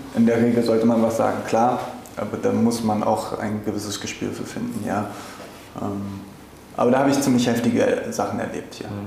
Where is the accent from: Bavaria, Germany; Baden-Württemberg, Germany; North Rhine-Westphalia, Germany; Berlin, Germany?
Berlin, Germany; moved away as an adult; now in Cape Town, South Africa; ich bin, wie gesagt, in Berlin multikulturell aufgewachsen